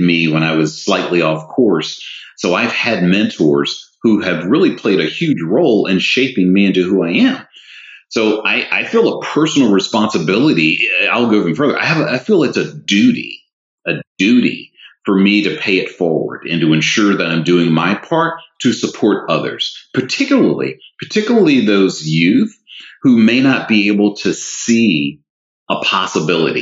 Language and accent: English; the South, United States; I'm a Southerner by birth who was raised in a two-parent home